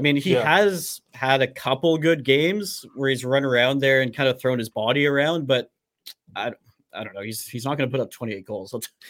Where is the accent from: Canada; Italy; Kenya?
Canada; Vancouver, British Columbia; we're from Vancouver.